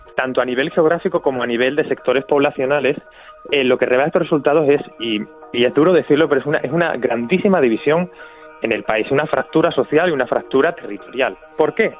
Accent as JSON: {"language": "Spanish", "country": "Spain", "moved": "yes", "lives_now": "London, United Kingdom", "said": "soy un, soy un, ciudadano español muy europeísta"}